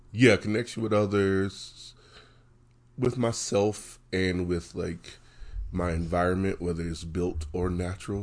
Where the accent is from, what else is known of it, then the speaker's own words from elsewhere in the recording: West Virginia, United States; moved away as an adult; now in Denver, United States; growing up in West Virginia, um, growing up in poverty in a small town